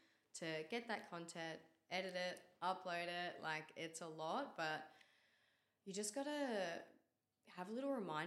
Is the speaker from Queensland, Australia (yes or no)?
no; Mount Eliza, Victoria, Australia; now in Mornington, Australia; I grew up in Mount Eliza and I've lived there my whole life until a couple of years ago when I moved to Mornington with my partner